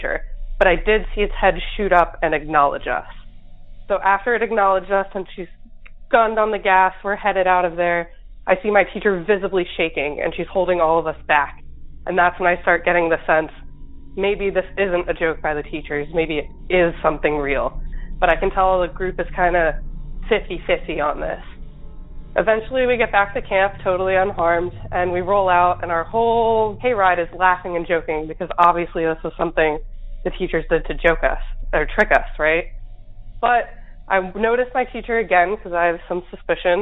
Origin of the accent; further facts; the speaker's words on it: New Jersey, United States; I'm from South Jersey